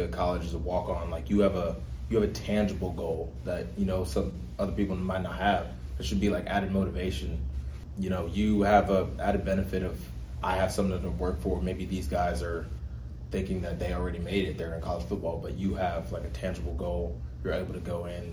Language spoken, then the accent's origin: English; Houston, Texas, United States; I'm from Houston, Texas.